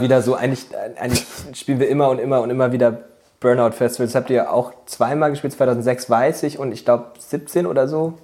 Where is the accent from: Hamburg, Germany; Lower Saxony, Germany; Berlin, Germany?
Lower Saxony, Germany; Nienburg; also born or lived in Bremen; wir kommen ja aus Nienburg ursprünglich